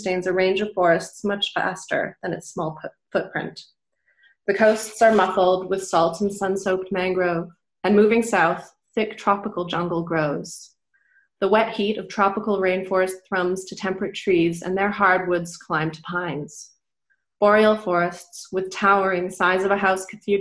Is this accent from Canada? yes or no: yes; Canada; moved away as an adult; also born or lived in United Kingdom; now in Germany; I grew up in Canada, so I live now in Germany. I lived in the UK for a long time.